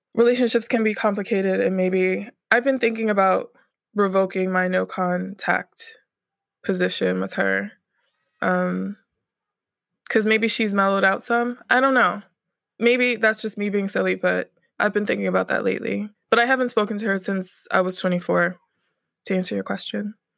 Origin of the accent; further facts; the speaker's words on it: Northern Virginia, United States; also born or lived in Norfolk area, Southern Virginia; now in Brooklyn, United States; I was born in Northern Virginia, the D M V area. D M V stands for D C, Maryland, Virginia, and I pretty much grew up there.